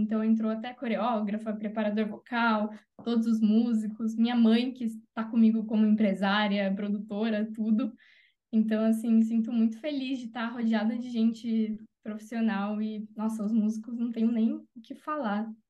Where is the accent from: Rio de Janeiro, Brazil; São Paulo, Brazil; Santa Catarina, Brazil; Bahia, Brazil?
São Paulo, Brazil; Jundiaí; moved away; Jundiaí, que é a minha cidade do coração, onde eu nasci, cresci